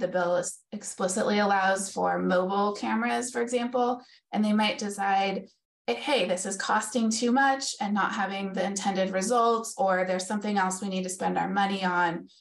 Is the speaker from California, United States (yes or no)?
yes; Davis, California, United States; growing up in Davis, which is a very bike town